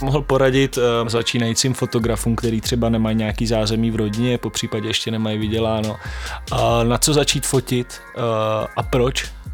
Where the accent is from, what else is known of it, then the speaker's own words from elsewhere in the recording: Šumperk, Olomouc Region, Czechia; já pocházím ze Šumperka